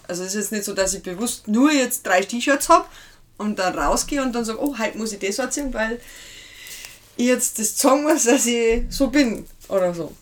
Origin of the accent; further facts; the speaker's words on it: Lower Bavaria, Germany; komme ich ursprünglich aus Hatzenberg, Niederbayern